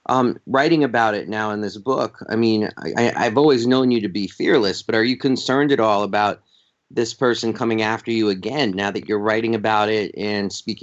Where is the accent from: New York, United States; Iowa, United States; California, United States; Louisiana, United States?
New York, United States; New York City; moved away as an adult; also born or lived in Minneapolis–Saint Paul, Minnesota; coming out of New York City, and I grew up in the New York City of, you know, of marches because of like the racist killings of people like Yusuf Hawkins and Michael Stewart and Ms. Bumpers.